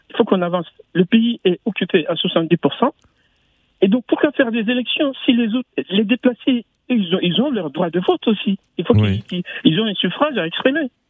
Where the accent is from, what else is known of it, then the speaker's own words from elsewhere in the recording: Mali; J'ai quitté le Mali il y a à peu près deux mois et demi. Et moi, je suis franco-malien, j'y vais souvent.